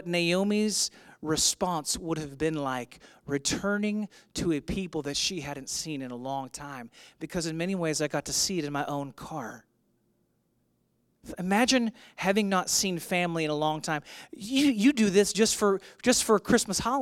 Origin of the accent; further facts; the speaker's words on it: St. Louis, Missouri, United States; moved away as an adult; I'm from St. Louis. I'd spent the first 20 years of my life living in St. Louis.